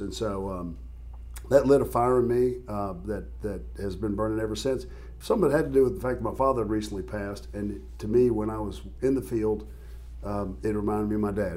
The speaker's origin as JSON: {"language": "English", "region": "West Tennessee", "country": "United States", "tie": "born or raised there", "said": "We grew up in West Tennessee"}